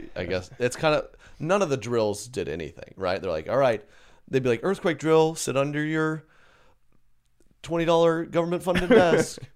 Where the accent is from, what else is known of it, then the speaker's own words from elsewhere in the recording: Tornado Alley, United States; growing up in Tornado Alley